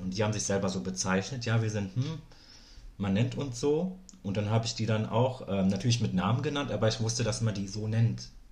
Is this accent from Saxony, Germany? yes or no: no; Berlin, Germany; also born or lived in East Germany (GDR) / West Germany; ich bin ja in Berlin groß geworden